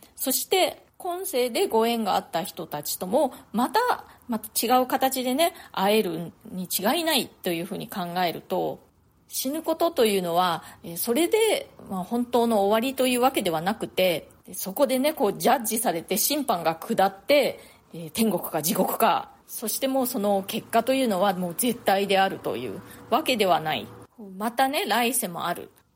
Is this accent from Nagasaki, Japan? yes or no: yes; Nagasaki, Japan; moved away as an adult; now in New York, United States; 私ね、長崎市出身なんですね。それで、子供の頃とか、よくあの、原爆資料館に、学校で、見学に行ったりとかしていたんですけれども